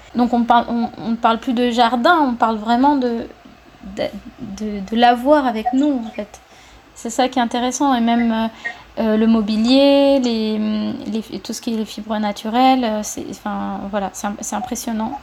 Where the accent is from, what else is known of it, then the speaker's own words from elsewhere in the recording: Cuba; moved away as an adult; now in France; j'ai vécu quand j'étais petite ici en France, mais ensuite j'ai vécu pendant 10 ans, 11 ans à Cuba